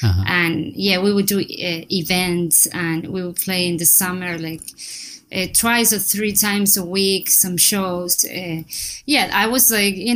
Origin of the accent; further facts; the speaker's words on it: Necochea, Buenos Aires Province, Argentina; English is a second language; moved away as an adult; now in New York City, United States; I'm from Argentina. I was born there in a small city called Necochea